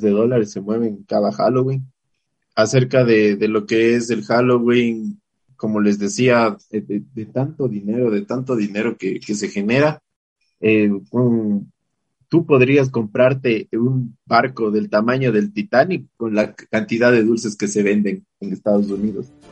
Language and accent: Spanish; Ecuador; como buen ecuatoriano